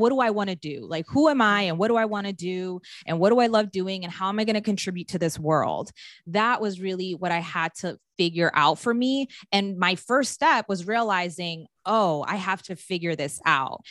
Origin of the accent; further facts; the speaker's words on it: Maryland, United States; moved away; I grew up in Maryland